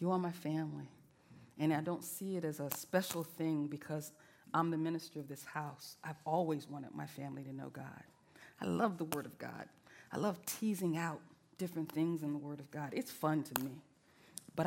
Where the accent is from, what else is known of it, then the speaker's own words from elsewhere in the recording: the South, United States; I'm from the South